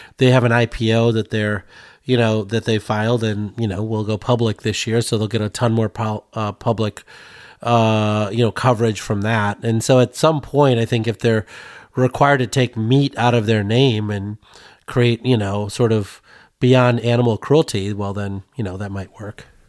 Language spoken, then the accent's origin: English; Sterling, Illinois, United States; my hometown in Sterling, Illinois